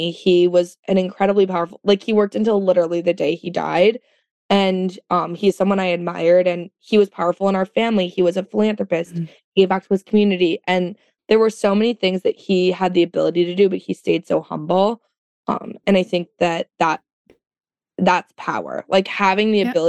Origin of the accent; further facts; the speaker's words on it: Florida, United States; um, I'm from Florida. I'm not that southern, but like I am.